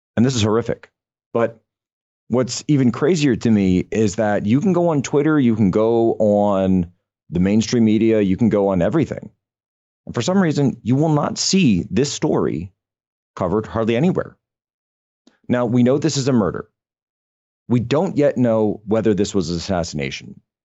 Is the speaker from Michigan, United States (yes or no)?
no; Norristown, Pennsylvania, United States; moved away; my hometown of Norristown, which is about, uh, I don't know, eight to ten miles outside of Philadelphia